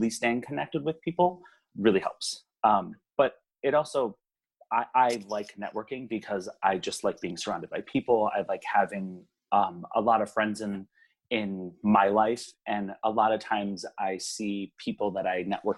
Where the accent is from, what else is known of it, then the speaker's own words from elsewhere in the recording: Hawaii, United States; moved away as an adult; now in Minnesota, United States; I was pretty much born and raised there and moved back to the mainland when I was 21